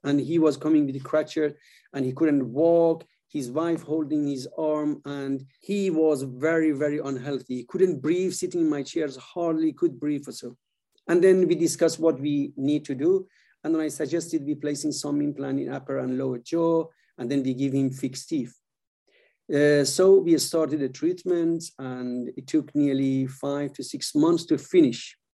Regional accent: Iran; moved away as an adult; also born or lived in Sweden; was born in Iran and uh, I moved when I was quite young to Sweden to study

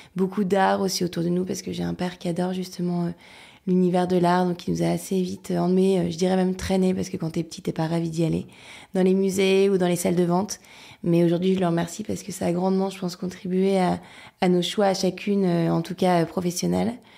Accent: Lille, Hauts-de-France, France; je suis lilloise d'origine, donc je viens du Nord. Euh, j'ai grandi dans un environnement hyper serein

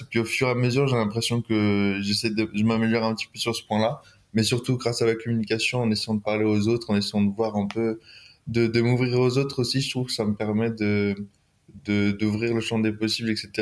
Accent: near Lyon, Auvergne-Rhône-Alpes, France; also born or lived in Grenoble; je viens de proche de Lyon à peu près. J'habite entre saint étienne et Lyon.

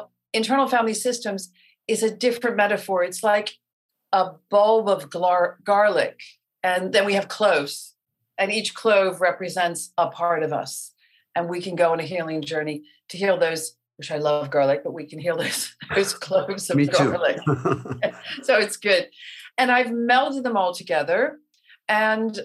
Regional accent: Baltimore, Maryland, United States; moved away; I'm a girl from Baltimore

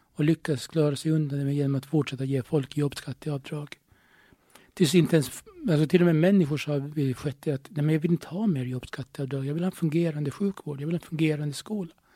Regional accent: Åland Islands; jag är ålänning

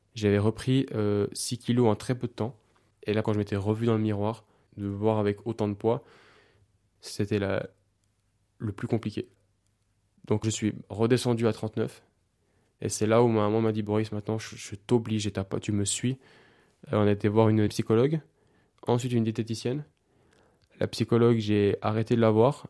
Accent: Switzerland; j'habite en Suisse, je suis suisse

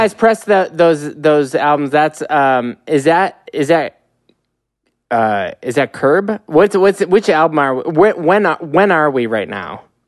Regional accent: Midwest, United States; I'm from the Midwest, which is not Alberta

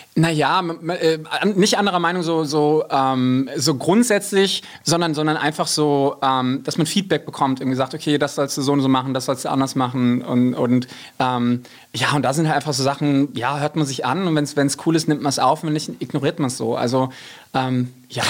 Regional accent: Rhine-Main area, Germany; im siebten Kreis der Hölle, aber tatsächlich so im Rhein-Main-Gebiet

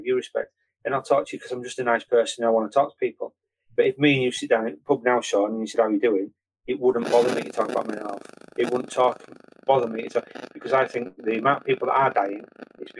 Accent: Bingley, Yorkshire and the Humber, United Kingdom; from Bingley and I'm an ex-cop

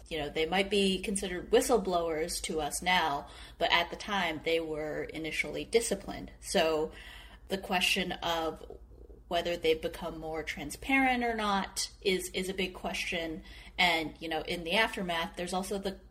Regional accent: Wuhan, Hubei, China; I'm from Wuhan.

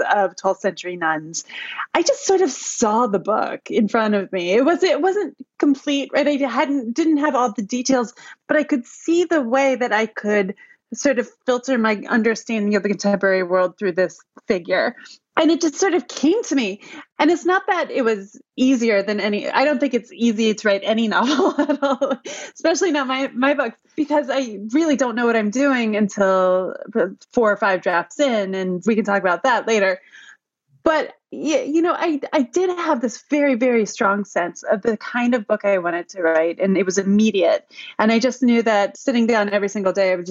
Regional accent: Cooperstown, New York, United States; born or raised there

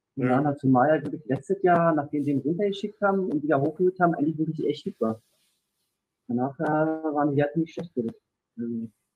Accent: Germany; wo ich herkomme, dass ich jetzt aus Deutschland komme

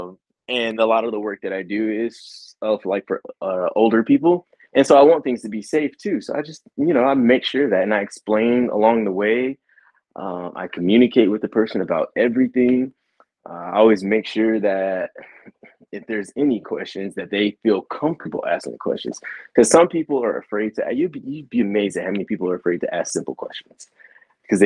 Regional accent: West Texas, United States; I'm from West Texas and I'm from the Bible Belt

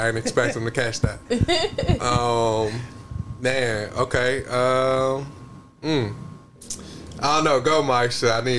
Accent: Chicago, Illinois, United States; I'm a real city stepper, though. I'm through and through Chicago.

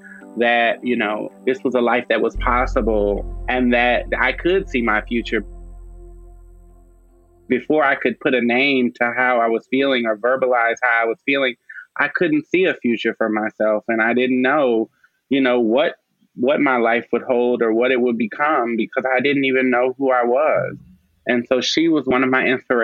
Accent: Madisonville, Louisiana, United States; also born or lived in New Orleans, Louisiana; I was born in New Orleans, Louisiana. However, a lot of the roots to my family live in Madisonville, Louisiana, which is about 30 minutes north of New Orleans on the North Shore. And so I did a lot of growing up there

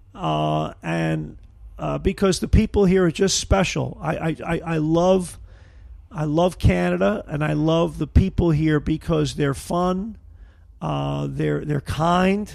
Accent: Brooklyn, New York, United States; moved away as an adult; now in Niagara River, Western New York, United States; growing up in Brooklyn

